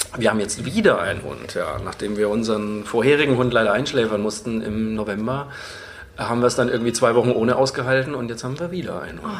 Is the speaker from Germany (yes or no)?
yes; Bamberg, Bavaria, Germany; ich bin in Bayern aufgewa-, also in Franken aufgewachsen